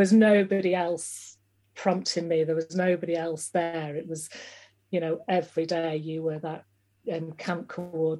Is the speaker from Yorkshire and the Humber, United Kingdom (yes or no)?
yes; Yorkshire and the Humber, United Kingdom; moved away as an adult; also born or lived in Uganda; I'm from West Yorkshire